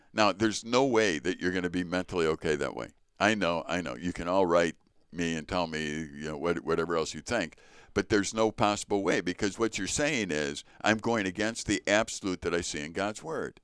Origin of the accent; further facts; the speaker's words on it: Chicago, Illinois, United States; I was born in Chicago to Richard and Joyce …